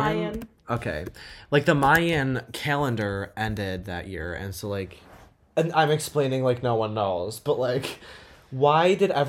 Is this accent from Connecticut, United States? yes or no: no; New York, United States; We're from New York